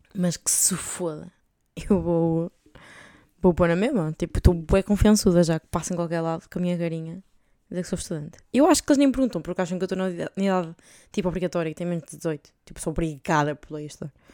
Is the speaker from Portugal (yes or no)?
yes; Portugal; moved away; sendo português